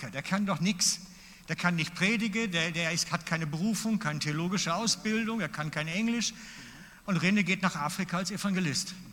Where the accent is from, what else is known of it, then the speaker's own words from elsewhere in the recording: Basel-Landschaft, Switzerland; now in Mittelland, Switzerland; weil ich bin ja aus dem Laufental dann und aus dem Baselbiet weg, ins Mittelland gezügelt